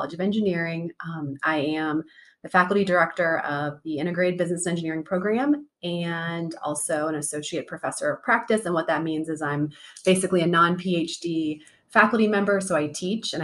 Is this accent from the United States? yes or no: yes; Davenport, Iowa, United States; moved away as an adult; now in Ohio, United States; I'm from Davenport, Iowa